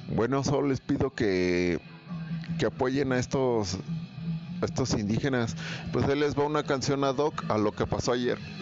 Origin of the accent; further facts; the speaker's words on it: Mexico; Somos mexicanos todos los días